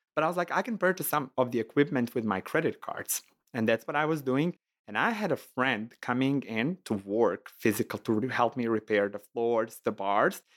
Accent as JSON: {"language": "English", "country": "Montenegro", "second_language": "English", "moved": "as an adult", "lives_now": "Chicago, United States", "said": "I'm from Montenegro"}